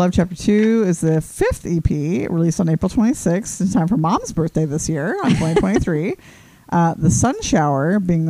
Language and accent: English; British Columbia, Canada; being from British Columbia.